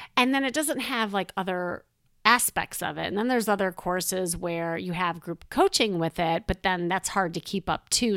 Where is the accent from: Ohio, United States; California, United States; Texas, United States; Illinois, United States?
Illinois, United States; Chicago; moved away; I'm from Chicago, and when, um, I lived there, I had a very traditional life there